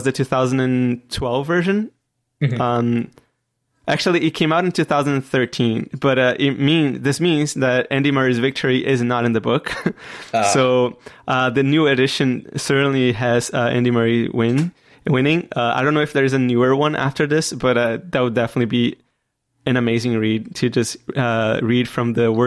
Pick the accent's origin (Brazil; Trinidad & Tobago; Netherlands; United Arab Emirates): Brazil; I come from Brazil